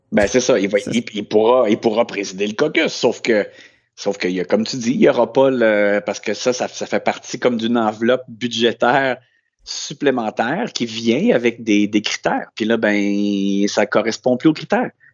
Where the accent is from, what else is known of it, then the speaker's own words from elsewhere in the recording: Quebec, Canada; chez nous au Québec